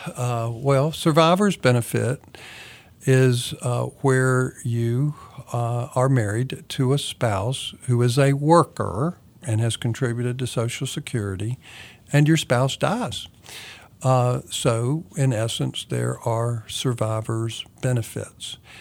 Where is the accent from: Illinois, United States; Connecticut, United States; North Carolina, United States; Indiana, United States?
North Carolina, United States; Kannapolis; moved away; I'm originally from Kannapolis, North Carolina, which is an old mill town